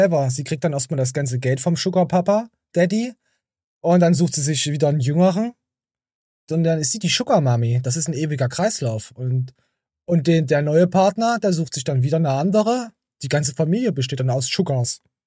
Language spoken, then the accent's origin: German; Germany; bei uns in Deutschland